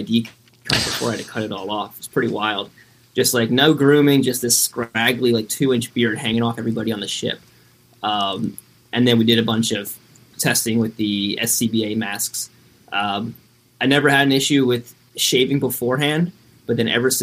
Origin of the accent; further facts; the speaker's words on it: Royersford, Pennsylvania, United States; Royersford, Pennsylvania. It's a little bit of a mouthful. But it's Philly suburbs. Grew up there